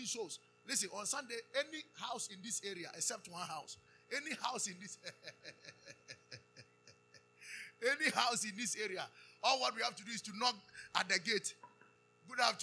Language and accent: English; Ghana; we told him we are from Ghana